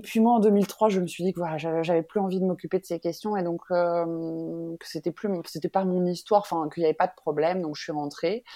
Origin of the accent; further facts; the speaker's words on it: France; also born or lived in Benin; En tant que Française